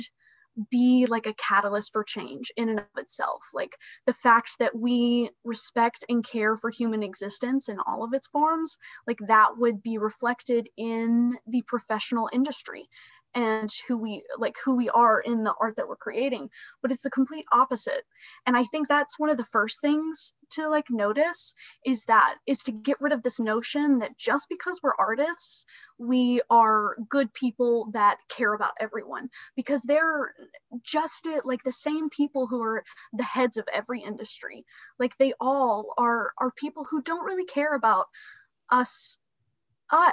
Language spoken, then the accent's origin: English; Alabama, United States; moved away as an adult; also born or lived in Pittsburgh, Pennsylvania; Right now I'm based in Alabama. I'm originally from Alabama.